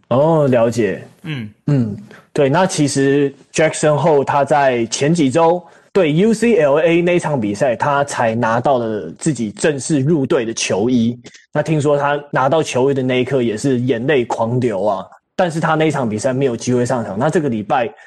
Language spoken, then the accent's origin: Chinese; Taiwan; 我们台湾人